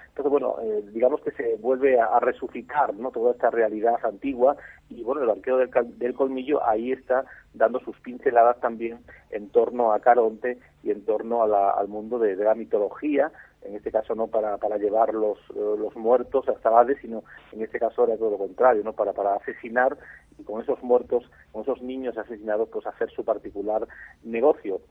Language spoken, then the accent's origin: Spanish; Cheles, Extremadura, Spain; yo que soy nativo de ese pueblo